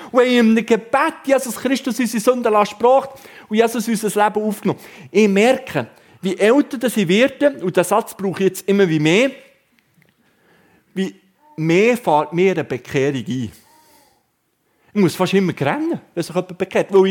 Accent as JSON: {"language": "German", "town": "Wabern", "region": "Bern", "country": "Switzerland", "said": "Und jetzt kann ich euch als Berner darüber aufklären, die Raben waren bis im Jahr 2012 geschützt bei uns zu Wabern."}